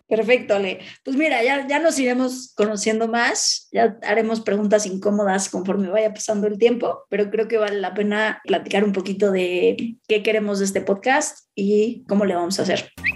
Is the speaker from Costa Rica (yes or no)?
no; Mexico; yo me regresé a México porque creía en, en mi país